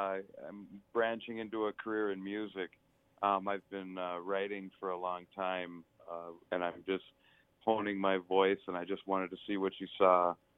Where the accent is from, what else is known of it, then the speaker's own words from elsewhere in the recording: Forest Lake, Minnesota, United States; moved away as an adult; now in Minneapolis, United States; I grew up in a north suburb in Forest Lake.